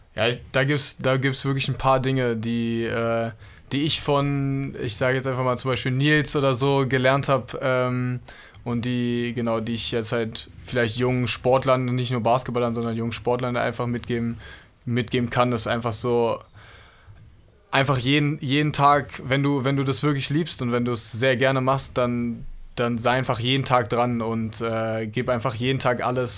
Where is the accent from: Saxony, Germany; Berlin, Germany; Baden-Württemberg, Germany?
Berlin, Germany; ich bin in Berlin aufgewachsen